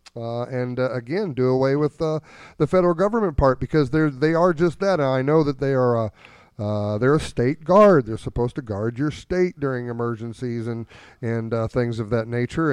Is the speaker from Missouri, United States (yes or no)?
yes; New Haven, Missouri, United States; I grew up down in Franklin County around, uh, New Haven, in between New Haven and Herman